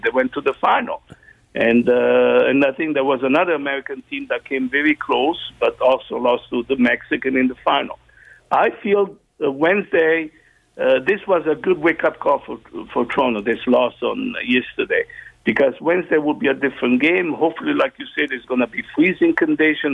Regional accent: Italy; now in Canada; growing up in Italy

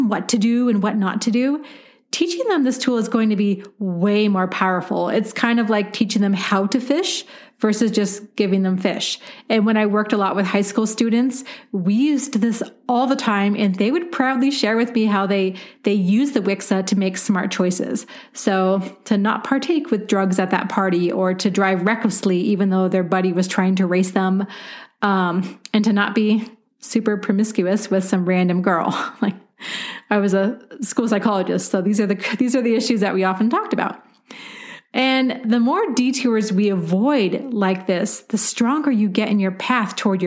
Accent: Portland, Oregon, United States; moved away as an adult; now in Denver, United States; Portland, Oregon, which is my hometown

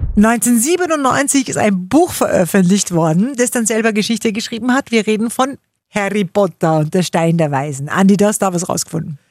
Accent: Upper Austria, Austria; bei uns in Oberösterreich

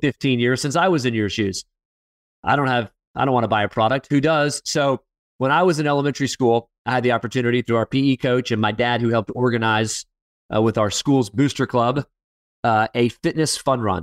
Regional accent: Fort Lauderdale, Florida, United States; moved away; Fort Lauderdale, Florida, my hometown

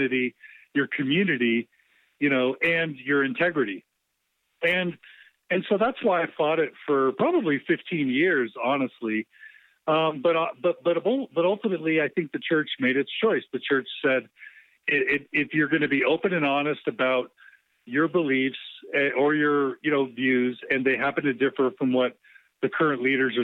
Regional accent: Houston, Texas, United States; I was raised Mormon in Houston

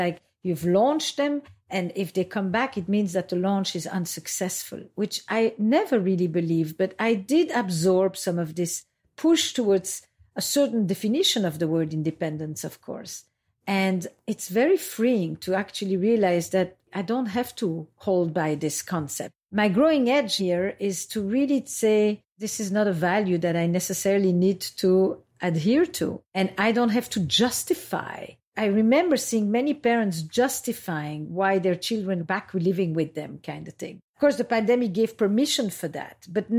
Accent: Belgium; also born or lived in Israel; now in United States; And when I came to America, I came from Belgium via Israel.

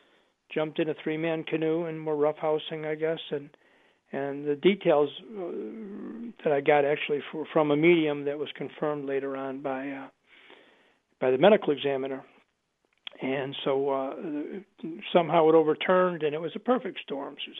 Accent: Buffalo, New York, United States; now in Chicago, United States; I grew up in Buffalo, so we're Buffalo Bills fans

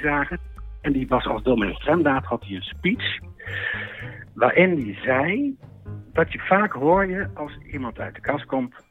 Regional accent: Netherlands; moved away as an adult; Ik kwam uit Wimburg

